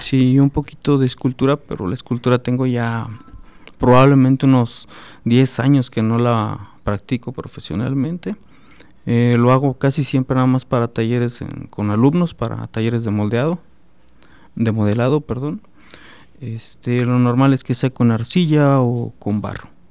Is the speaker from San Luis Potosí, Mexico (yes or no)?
yes; San Luis Potosí, Mexico; moved away as an adult; also born or lived in Guadalajara / Guerrero; now in Celaya, Mexico; yo soy este originario de San Luis Potosí. Eh, allá estudié, egresé de la Universidad Autónoma de San Luis Potosí